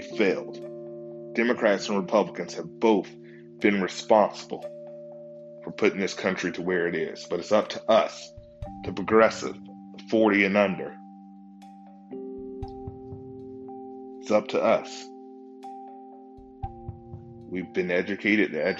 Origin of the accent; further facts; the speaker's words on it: United States; I love being American